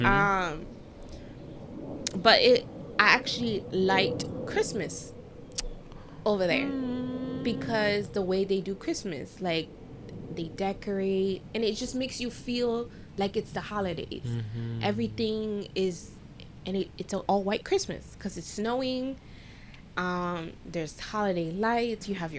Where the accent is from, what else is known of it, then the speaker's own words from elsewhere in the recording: Florida, United States; And they all knew I was from Florida.